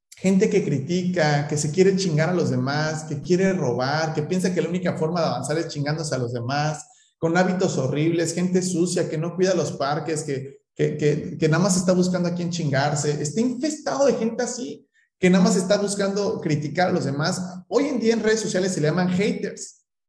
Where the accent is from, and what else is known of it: Mexico